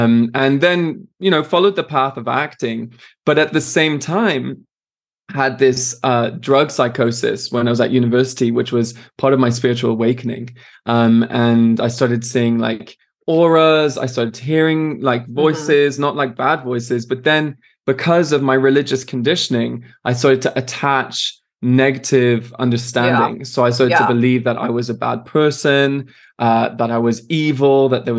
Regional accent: France; also born or lived in Switzerland; I'm Irish, British, and Canadian. I was born in Switzerland and I grew up in France. So I'm a man of the world, they'd like to say.

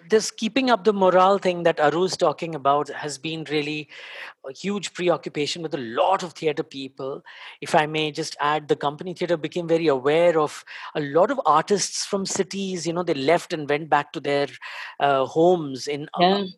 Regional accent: Delhi, India; now in Mumbai, India; I, I live in Bombay, but I'm basically from Delhi

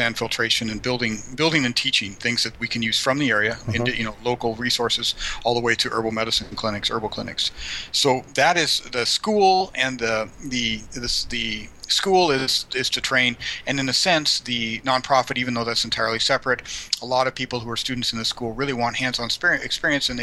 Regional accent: Colorado, United States; moved away as an adult; now in San Antonio, United States; I'm from Colorado originally

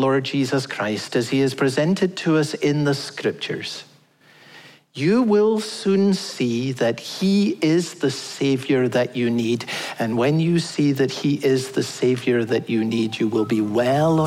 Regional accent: Scotland, United Kingdom; I'm Scottish

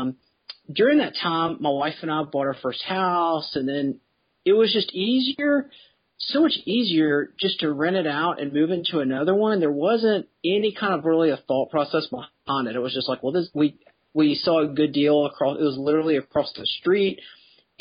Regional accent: Memphis, Tennessee, United States; I grew up in Memphis

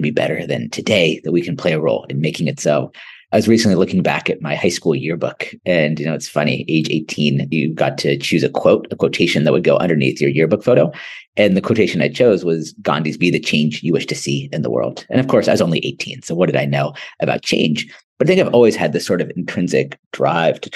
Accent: United States; also born or lived in Ahmedabad, India; being an American living in big cities

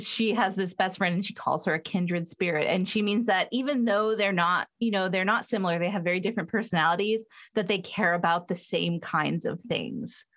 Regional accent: Southern California, United States; I'm from Southern California

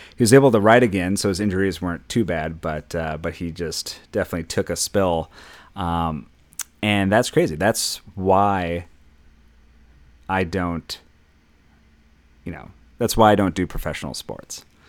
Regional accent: Minnesota, United States; I'm from Minnesota

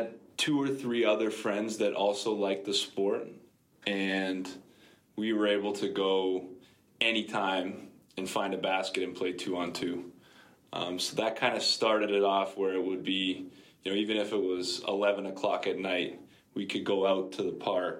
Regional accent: Oakville, Ontario, Canada; also born or lived in London, United Kingdom; I was born outside of London in the UK, but I grew up in Oakville, Ontario

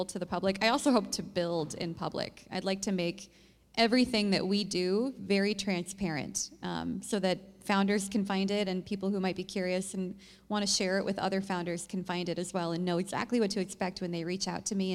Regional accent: Cedar Falls, Iowa, United States; now in Des Moines, United States; I grew up in Cedar Falls

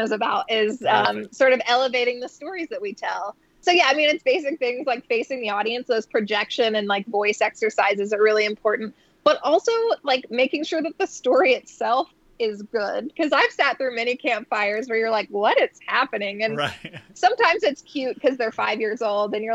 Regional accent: Florida, United States; moved away; I'm from Florida originally

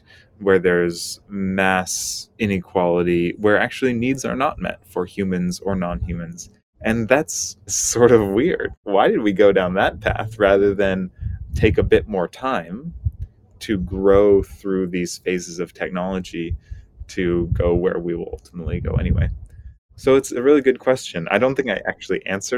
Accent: U.S. Virgin Islands; also born or lived in Washington State, United States / California, United States / Hawaii, United States; now in Bay Area, United States; I grew up in the Caribbean on the island of St. Croix. My family moved to Washington State afterward

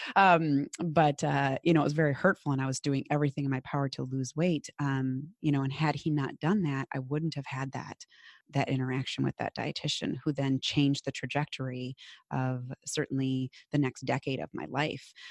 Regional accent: Minnesota, United States; accent: Minnesotan; my very Minnesotan accent.

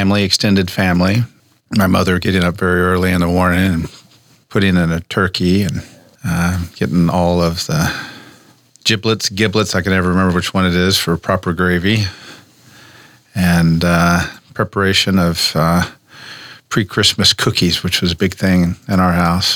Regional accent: United States; also born or lived in Oklahoma / Nebraska; I grew up between here in Nebraska and down in Cherokee country in Oklahoma, two tribes, Omahas and Cherokees

